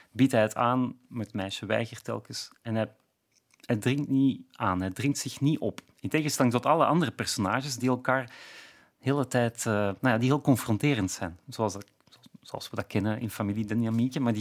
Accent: Flanders, Belgium; ik ben inderdaad misschien al te ver afgeweken of, of uitgeweken als Vlaming om het nog heel precies te kunnen zien.

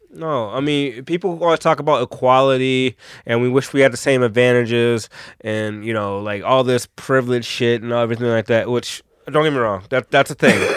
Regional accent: Detroit, Michigan, United States; growing up in Detroit

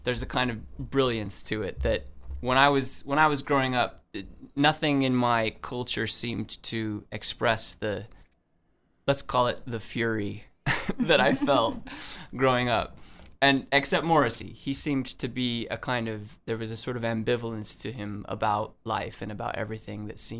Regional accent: Utah, United States; when I was a young adolescent growing up in Utah

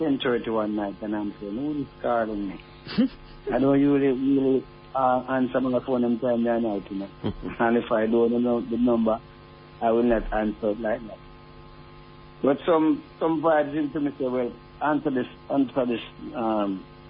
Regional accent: Jamaica; I was growing up in Jamaica

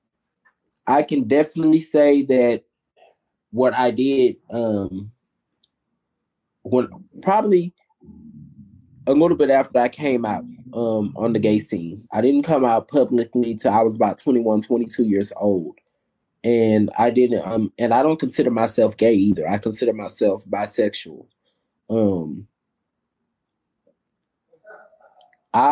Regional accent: Houston, Texas, United States; I've lived in Houston, Texas since I was 2 years old

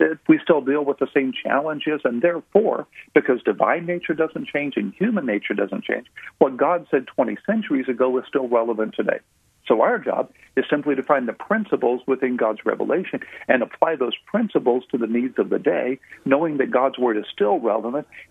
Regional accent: Houston, Texas, United States; I grew up in Houston, Texas, in a loving, wonderful home

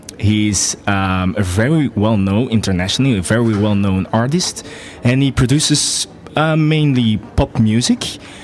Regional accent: Belgium; I'm from Belgium, which is a very interesting, very small country in Western Europe.

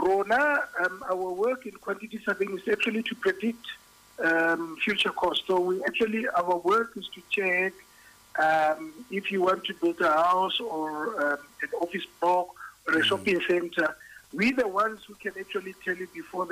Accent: Bloemfontein, Free State, South Africa; moved away as an adult; also born or lived in Pretoria; now in Johannesburg, South Africa; I originally come from the Free State. I was born and bred in Bloemfontein and went to school there as well.

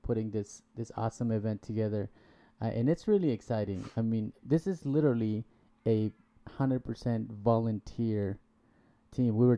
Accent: Guatemala; moved away; I'm from Guatemala

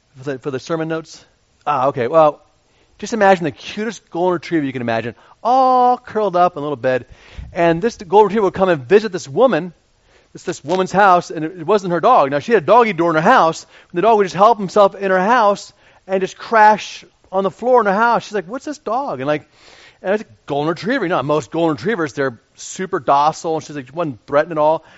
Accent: Radnor, Pennsylvania, United States; I grew up in Radnor and went to Radnor High School

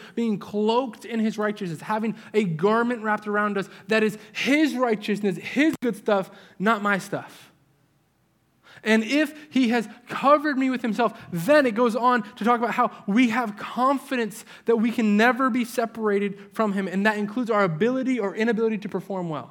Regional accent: New England, United States; moved away; my part of the country where I grew up in New England

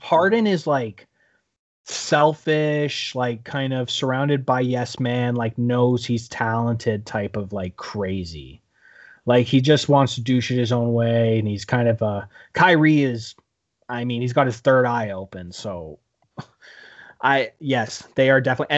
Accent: Canada; as a Canadian

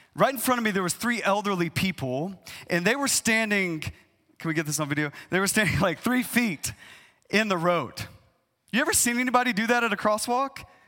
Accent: East Texas, United States; I, I grew up in East Texas

